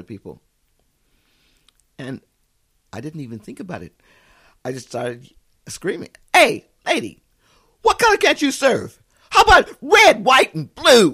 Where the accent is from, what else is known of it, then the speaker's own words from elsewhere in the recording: California, United States; moved away as an adult; now in Australia; I'm a Californian